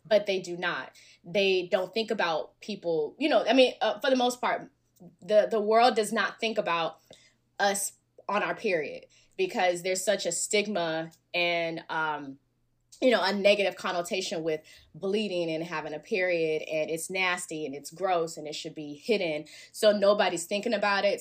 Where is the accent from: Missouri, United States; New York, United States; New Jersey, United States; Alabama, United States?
Alabama, United States; now in Los Angeles, United States; I'm from Bama